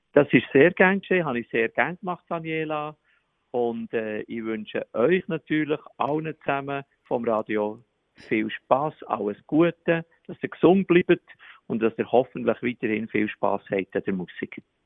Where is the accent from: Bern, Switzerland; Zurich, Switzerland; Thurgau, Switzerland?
Bern, Switzerland; accent: Bernese German; Ich habe vier Mundart-CDs gemacht in Berndeutsch